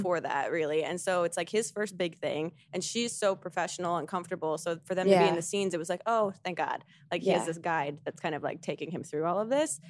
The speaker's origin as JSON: {"language": "English", "country": "United States", "said": "you want an American hosting this British awards show?"}